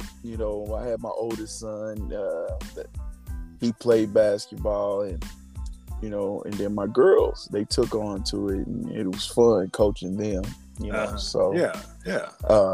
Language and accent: English; Indianapolis, Indiana, United States; also born or lived in California; originally born in California, moved down to Indianapolis when I was 8 years old. Grew up in Indianapolis, inner city